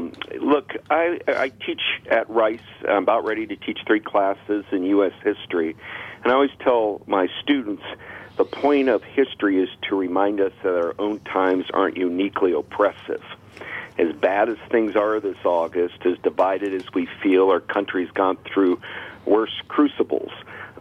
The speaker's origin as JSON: {"language": "English", "region": "Georgia", "country": "United States", "tie": "born there", "also_born_or_lived": "Louisiana", "lives_now": "Texas, United States", "said": "When you live in the South like I do, I was born in Georgia, lived in Louisiana, I'm living in Texas now."}